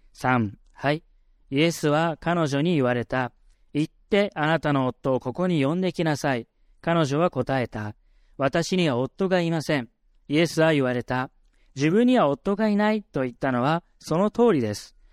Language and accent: Japanese; Yokohama, Kanagawa, Japan; 僕は神奈川県横浜市出身